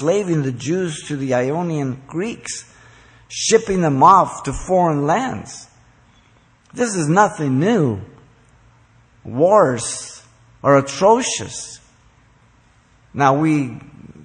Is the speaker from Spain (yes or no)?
no; Mexico City, Mexico; now in United States; I'm, by the way, a Mexican citizen. I was born in Mexico City. I came here in 1957.